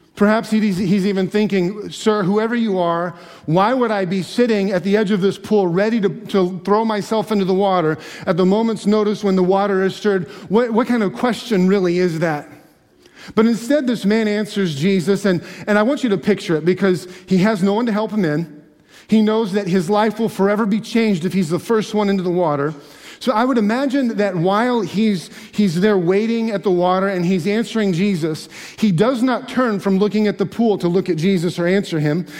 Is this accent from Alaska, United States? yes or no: yes; Alaska, United States; also born or lived in Michigan; now in Pennsylvania, United States; growing up in Alaska